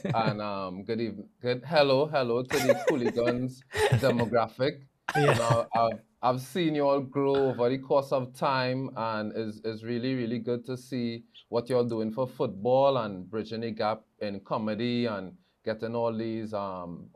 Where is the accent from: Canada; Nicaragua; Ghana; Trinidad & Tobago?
Trinidad & Tobago; moved away; born and bred in Trinidad and Tobago